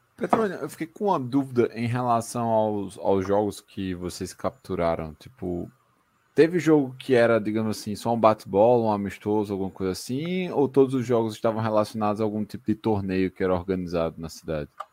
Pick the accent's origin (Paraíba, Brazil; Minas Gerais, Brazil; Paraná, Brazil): Paraíba, Brazil; Campina Grande; also born or lived in São Paulo; eu tô falando de São Paulo, mas eu sou de Campina Grande